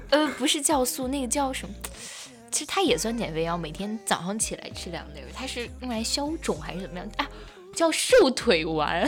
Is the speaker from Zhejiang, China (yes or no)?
no; Xi'an, Shaanxi, China; 我是一个土生土长的西安人